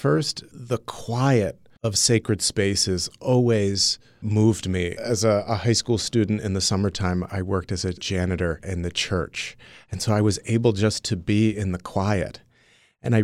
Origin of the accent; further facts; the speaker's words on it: Waterbury, Connecticut, United States; I was born and raised in Waterbury, Connecticut.